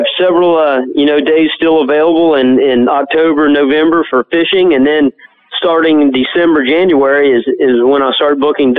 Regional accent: Biloxi, Mississippi, United States; now in Panama City, United States; that's correct.

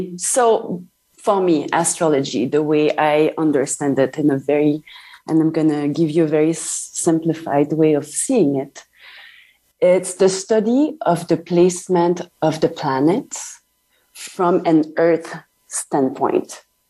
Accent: Canada; I'm French Canadian, by the way. I'm not French.

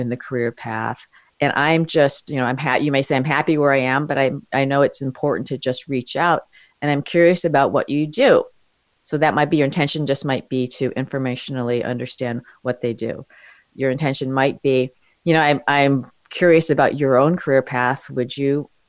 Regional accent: New York City, New York, United States; born or raised there

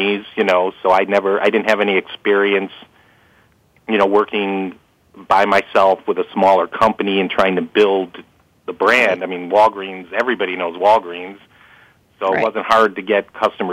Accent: Chicago, Illinois, United States; growing up in Chicago

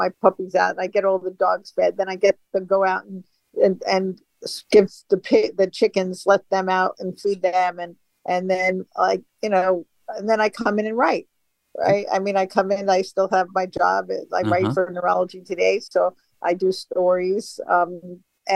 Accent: New York City, New York, United States; moved away as an adult; now in Boise, United States; I grew up in New York City

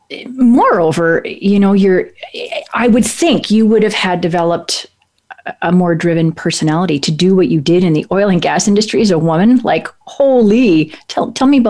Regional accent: Ontario, Canada; now in Kelowna, Canada; I grew up in Ontario

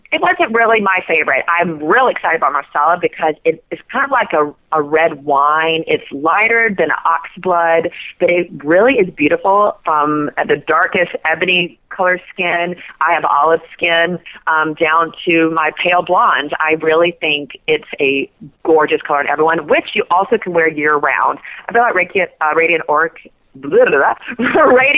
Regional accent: South Georgia, United States; I'm from South Georgia and I grew up with overalls my whole life

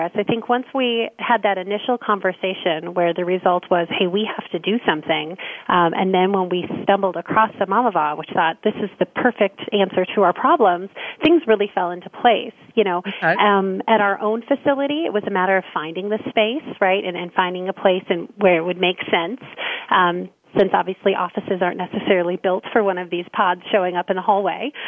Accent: Minnesota, United States; I grew up here in Minnesota

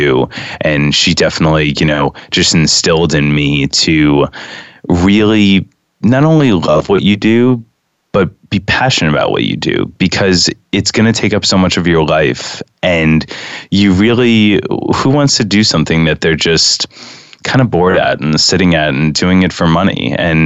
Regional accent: New York City, New York, United States; I grew up in Lincoln Towers, which if, you know, many people don't know, that's in, you know, that's from 66th to 70th Street on West End Avenue

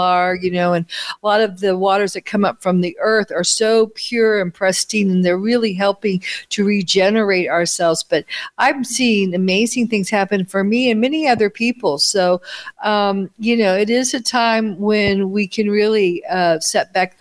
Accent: United States; moved away as an adult; now in Italy; growing up in America with McDonald's, TV dinners, space food sticks, all this artificial food

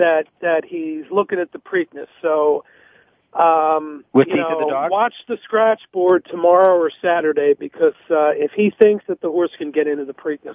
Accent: United States; I grew up near Philly

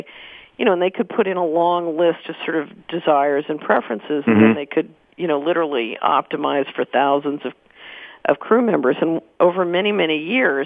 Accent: Philadelphia, Pennsylvania, United States; I grew up in Philadelphia.

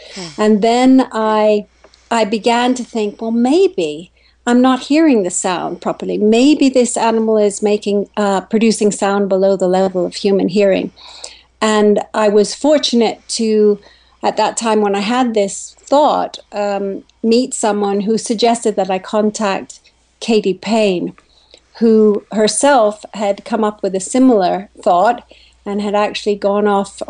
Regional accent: Kenya; When I grew up in Kenya, there were 10 million people in the country, and there are 45 plus million now.

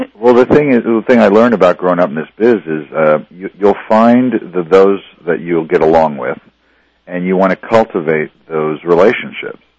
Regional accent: Reading, Pennsylvania, United States; now in Los Angeles, United States; I'm from Reading, Pennsylvania, and uh, you know I grew up in this, you know, not in an in inner city, you know, our city was like 200,000 people

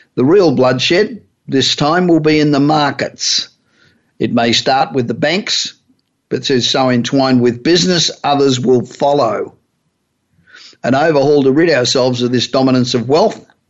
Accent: Australia; accent: Australian; moved away as an adult; now in Los Angeles, United States; Although my accent still sounds like I'm Australian

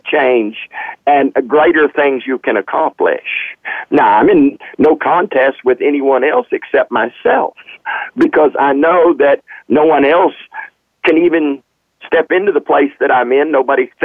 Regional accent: the South, United States; I am from the South

